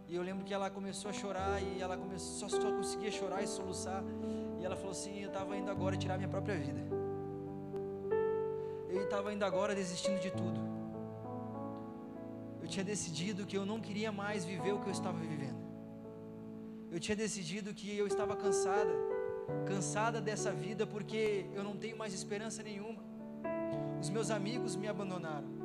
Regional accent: Rio Grande do Sul, Brazil; moved away as an adult; now in Brasília, Brazil; logo que eu tinha vindo para Brasília, eu vim lá do Rio Grande do Sul para cá

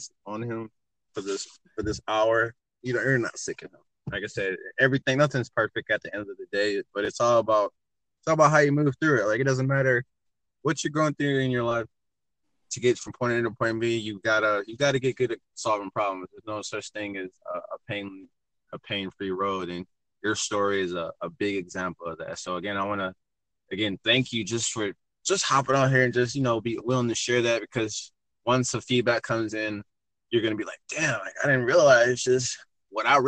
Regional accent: Michigan, United States; moved away as an adult; also born or lived in Phoenix, Arizona; I'm originally from Michigan, but I'm in love with Arizona

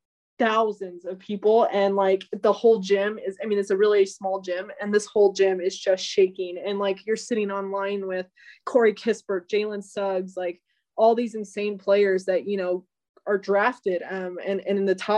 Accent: Alamosa, Colorado, United States; also born or lived in Spokane, Washington; now in Denver, United States; I'm from Alamos, Colorado

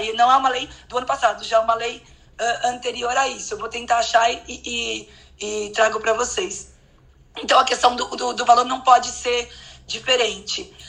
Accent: São Paulo, Brazil; eu sou de São Paulo

